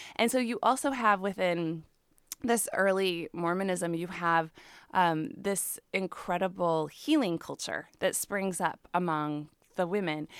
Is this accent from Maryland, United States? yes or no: no; Chicago, Illinois, United States; moved away as an adult; now in Oregon, United States; I grew up in the Chicago area